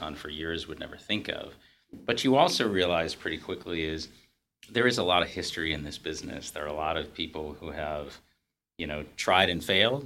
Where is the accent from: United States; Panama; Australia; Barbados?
United States; New England; I grew up in New England